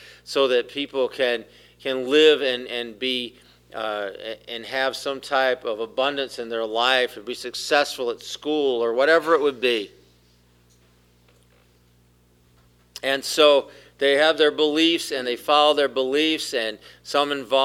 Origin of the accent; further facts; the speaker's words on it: South Carolina, United States; I grew up in South Carolina. It's my home